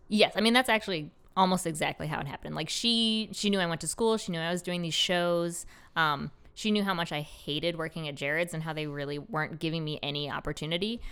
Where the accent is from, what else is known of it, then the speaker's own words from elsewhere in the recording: Rochester, United States; moved away as an adult; now in Baltimore, United States; I was born and raised in Rochester